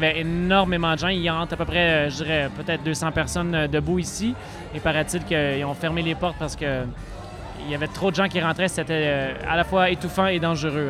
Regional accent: Quebec, Canada; On est québécois

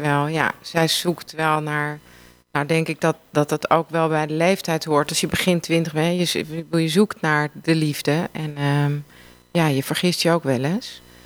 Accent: Amsterdam, North Holland, Netherlands; Ik kom ook uit Amsterdam

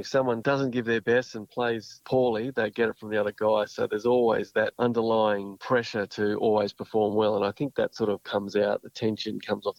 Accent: Tamworth, New South Wales, Australia; now in Newcastle, Australia; we both moved to Newcastle because we're both from Tamworth.

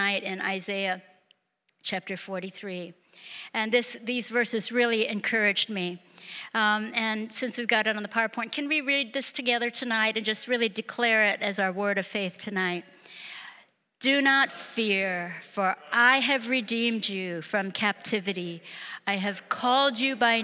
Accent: United States; moved away as an adult; now in Japan; I grew up Japanese American

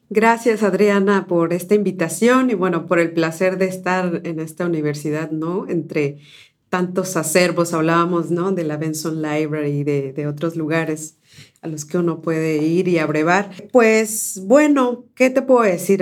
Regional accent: Córdoba, Veracruz, Mexico; first language Spanish; also born or lived in San Pedro Ixhuatlán del Café / Comapa; now in United States; yo nací en Córdoba, Veracruz, pero mi familia es de las altas montañas

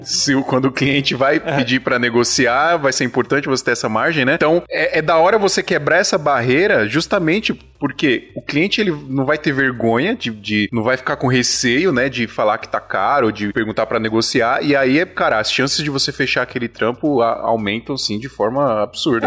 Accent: Paraíba, Brazil; moved away; Eu sou da Paraíba

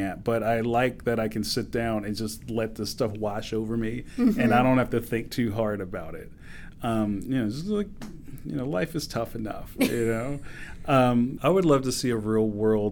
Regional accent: Philadelphia, Pennsylvania, United States; I grew up in Philly that looked like trading places

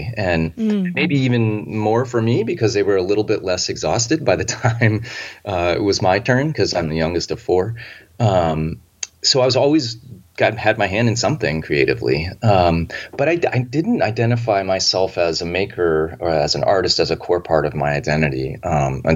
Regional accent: Philadelphia, Pennsylvania, United States; I grew up in Philadelphia in what must have been, a 17th century suburb

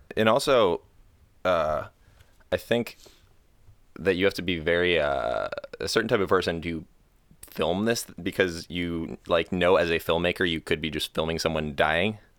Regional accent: Florida, United States; moved away as an adult; I'm from Florida. I grew up, uh, not golfing.

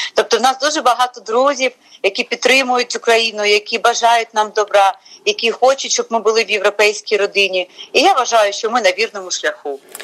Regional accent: Chernivtsi, Chernivtsi Oblast, Ukraine; now in Kyiv, Ukraine; я як буковинка, чернівчанка

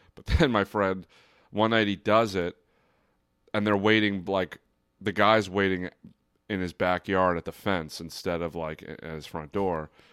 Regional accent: Brick, New Jersey, United States; I'm from Brick, New Jersey

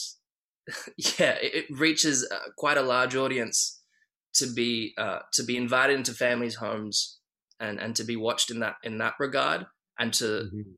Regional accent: Australia; we're Australian

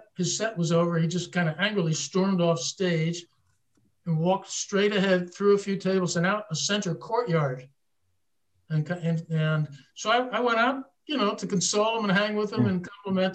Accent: Fairfield, Connecticut, United States; moved away; also born or lived in Philadelphia / New York; I grew up in Fairfield, Connecticut

